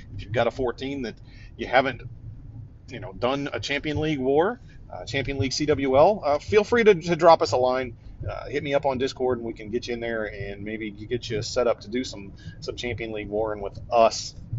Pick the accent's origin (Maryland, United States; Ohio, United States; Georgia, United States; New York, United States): Ohio, United States; Northeast; moved away; also born or lived in East Coast, southern US state; I grew up in Northeast Ohio, just on the southern edge of what we would call the lake effect snowbelt